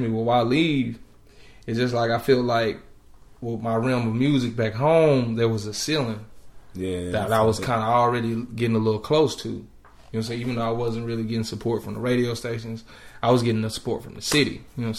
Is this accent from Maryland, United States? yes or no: no; Dallas, Texas, United States; moved away as an adult; now in Atlanta, United States; back at home in Dallas. I'm from Dallas